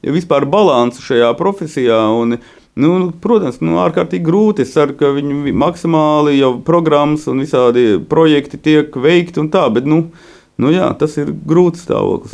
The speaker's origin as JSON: {"language": "Latvian", "town": "Vārkava", "region": "Latgale", "country": "Latvia", "tie": "born or raised there", "said": "tas tādā Latgales ciemā"}